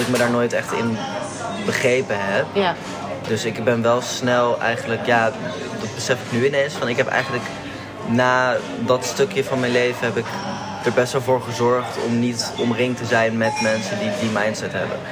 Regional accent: Netherlands; also born or lived in Spain; We zijn wel hier geboren en we hebben een Nederlandse ouder en een niet-Nederlandse ouder.

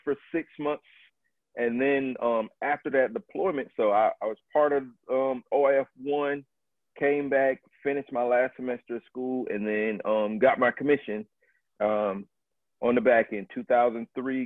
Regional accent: Tallahassee, Florida, United States; also born or lived in Maplewood, New Jersey; I was born in Maplewood, New Jersey, and I moved down to Florida when I was about five years old. So I claimed Tallahassee, Florida, as my home

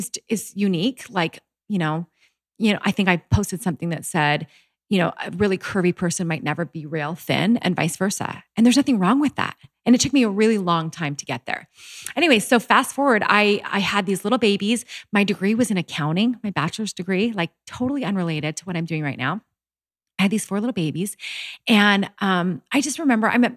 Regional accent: Canada; moved away as an adult; also born or lived in Utah; I was brought up in Canada, very healthy, you know, family

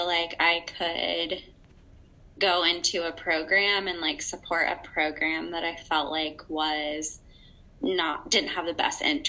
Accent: rural Indiana, United States; I'm from the middle of nowhere, Indiana

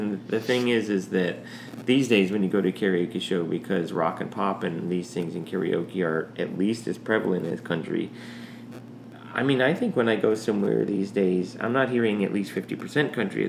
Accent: South Carolina, United States; now in Albany, United States; so I live in Albany, Georgia, and so I come from South Carolina where we're hanging out with Ed Miller.

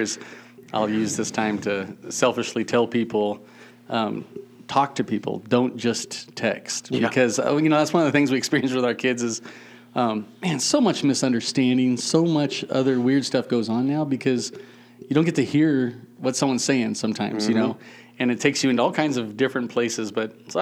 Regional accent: San Diego, California, United States; moved away as an adult; also born or lived in Norcross, Georgia / Burkina Faso; now in Montana, United States; So we grew up in San Diego area

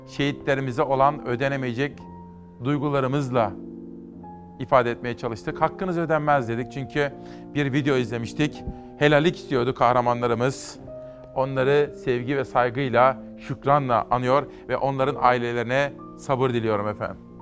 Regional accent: Kütahya, Turkey; moved away; memlekete geçelim Kütahya'ya

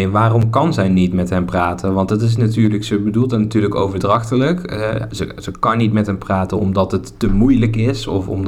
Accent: Netherlands; accent: soft G; Kijk, ik mag daar eigenlijk niet te veel over zeggen met mijn zachte G en ik maak mijn woorden ook niet af.

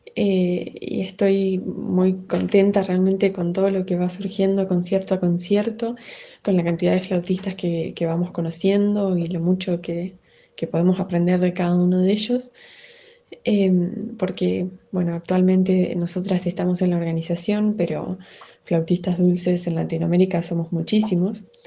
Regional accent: Neuquén, Argentina; soy de Neuquén, Argentina

